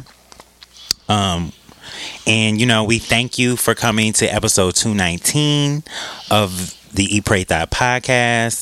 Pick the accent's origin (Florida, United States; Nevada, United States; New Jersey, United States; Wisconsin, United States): Wisconsin, United States; Green Bay; Because I'm from Green Bay, Wisconsin.